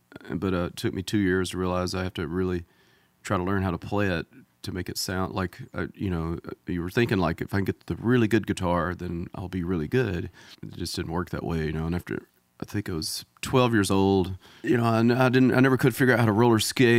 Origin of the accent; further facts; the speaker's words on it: Mississippi, United States; Yeah, I'm from about 100 miles away, top right-hand corner of the Mississippi state. I'm almost from Tennessee, but...